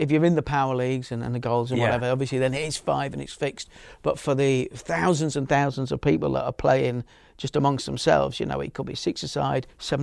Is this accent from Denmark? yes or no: no; Leeds, Yorkshire and the Humber, United Kingdom; now in London, United Kingdom; When I was growing up in Leeds